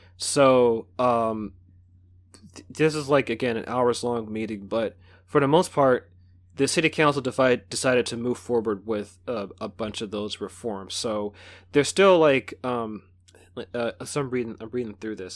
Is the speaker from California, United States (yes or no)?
yes; Bay Area, California, United States; born and raised in the Bay Area